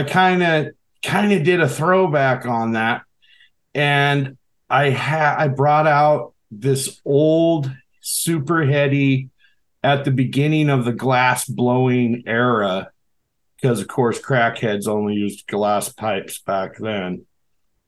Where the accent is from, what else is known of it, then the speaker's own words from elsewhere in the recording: Seattle, Washington, United States; now in Alaska, United States; I grew up in Seattle, the Seattle area, up until 96.